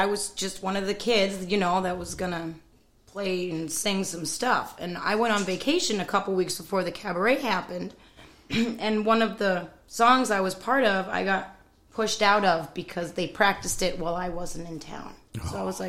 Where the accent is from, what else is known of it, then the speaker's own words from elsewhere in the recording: Massachusetts, United States; moved away; also born or lived in upstate New York; I grew up in Massachusetts, and then I moved to upstate New York, where Brennan lived his whole life.